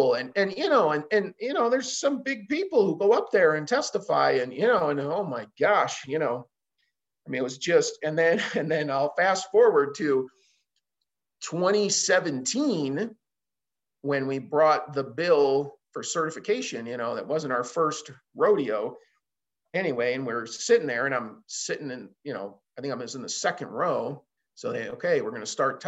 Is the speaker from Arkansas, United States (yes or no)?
no; Chicago, Illinois, United States; now in Montana, United States; I'm a transplant, right? I mean, I've been here 20 years now, but I didn't grow up here. I mean, I grew up in Chicago